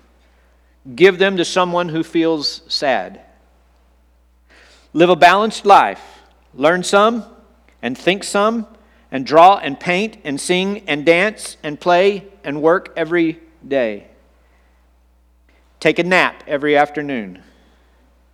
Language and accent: English; Texas, United States; as a seventh grade boy growing up in Texas